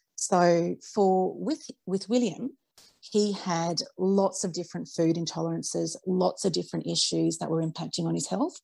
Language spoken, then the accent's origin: English; Australia; I was raised on Vegemite like everybody else uh, in Australia